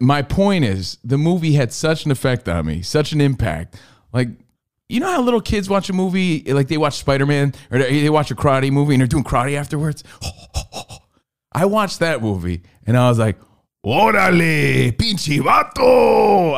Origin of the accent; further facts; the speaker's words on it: Union, New Jersey, United States; I grew up in Union, New Jersey, bunch of Irish and Italian kids